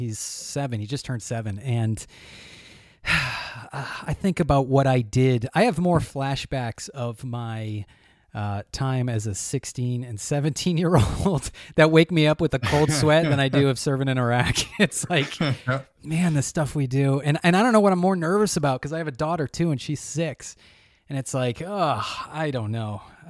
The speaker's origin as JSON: {"language": "English", "region": "New Hampshire", "country": "United States", "said": "I'm from New Hampshire"}